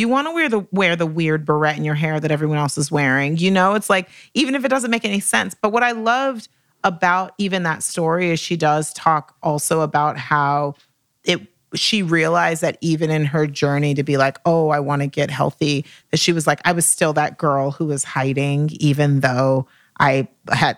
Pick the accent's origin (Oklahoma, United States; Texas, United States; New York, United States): Texas, United States; now in Los Angeles, United States; I'm from Texas too